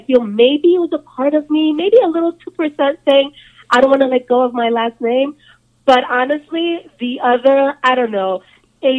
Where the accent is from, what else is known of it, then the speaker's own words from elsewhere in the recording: Colombia; moved away; I'm from Colombia.